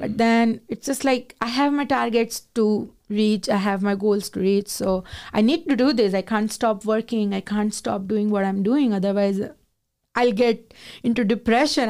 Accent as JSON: {"language": "English", "region": "Gujarat", "country": "India", "moved": "as an adult", "lives_now": "Canada", "said": "I am from Gujarat"}